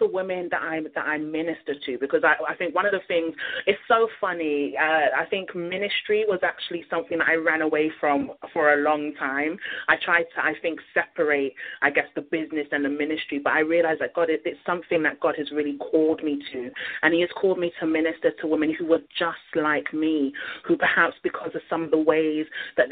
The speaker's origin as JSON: {"language": "English", "region": "London", "country": "United Kingdom", "tie": "born or raised there", "said": "when I was growing up in London."}